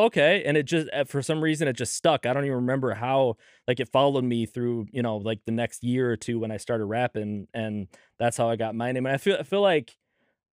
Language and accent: English; Minnesota, United States; also born or lived in Southern California; when I moved to Minnesota